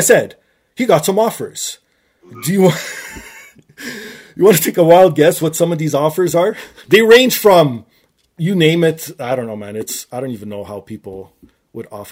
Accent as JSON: {"language": "English", "town": "Toronto", "region": "Ontario", "country": "Canada", "tie": "born or raised there", "said": "my hometown of Toronto"}